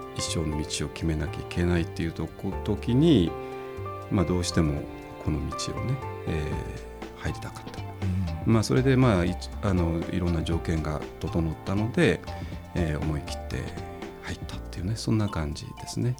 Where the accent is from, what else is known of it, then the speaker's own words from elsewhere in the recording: Tokyo, Japan; moved away as an adult; also born or lived in Massachusetts, United States; now in Kamakura, Japan; 東京 の下町の本当にもう家とか工場ばっかりに囲まれたとこで、えー、生まれ育った人間